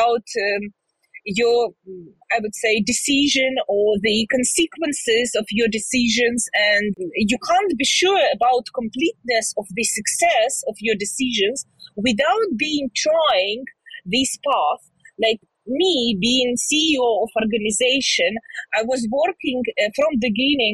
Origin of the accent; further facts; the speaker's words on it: Zhytomyr, Zhytomyr Oblast, Ukraine; I'm originally from Ukraine. I lived in Ukraine all my life. It's a town near side Kyiv, it's Zhytomyr, where I was born